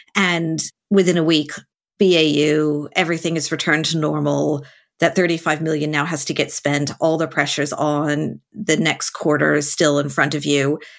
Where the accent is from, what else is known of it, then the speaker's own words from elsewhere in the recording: United States; being American is